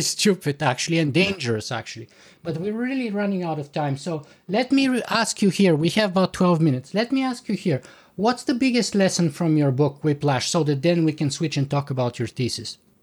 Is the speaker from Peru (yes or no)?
no; Canada; as a Canadian